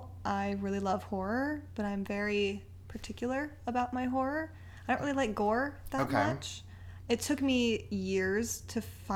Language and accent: English; East Bay, Northern California, United States; now in Los Angeles, United States; I'm 29. I'm originally from Northern California, from the East Bay.